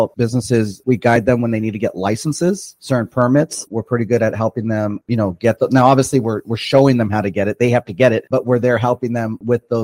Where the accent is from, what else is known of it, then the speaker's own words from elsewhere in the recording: Perris, California, United States; I grew up in Perris, so I've been in Perris since like 93.